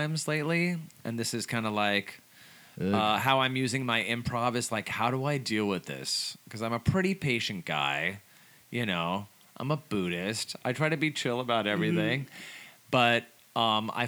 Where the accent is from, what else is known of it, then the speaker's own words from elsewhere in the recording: Colorado, United States; now in California, United States; I'm from Colorado